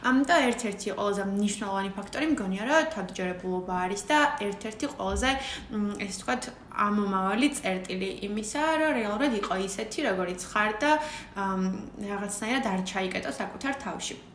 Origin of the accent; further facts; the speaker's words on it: Batumi, Adjara, Georgia; მაშინ დავრჩი პირველად ზაფხულში ბათუმში.